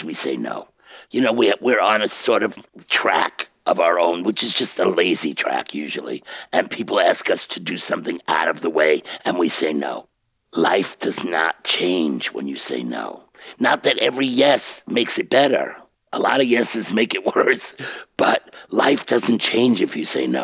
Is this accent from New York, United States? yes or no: yes; New York City, New York, United States; I'm a kid from Bensonhurst.